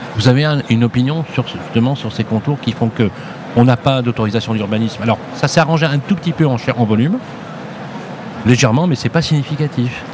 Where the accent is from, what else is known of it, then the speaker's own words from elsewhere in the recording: Lyon, Auvergne-Rhône-Alpes, France; je suis de Lyon